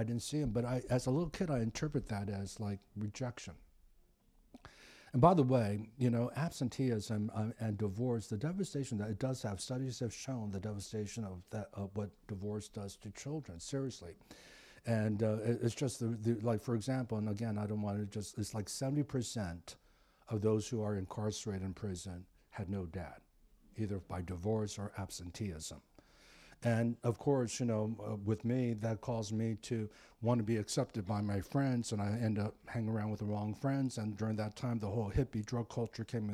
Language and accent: English; East Coast, United States; now in Pasadena, United States; I grew up on the East Coast